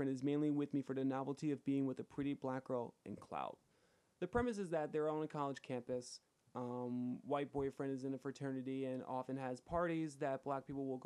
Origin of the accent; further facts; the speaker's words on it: Atlantic County, New Jersey, United States; My hometown is predominantly white. There are pockets within Atlantic County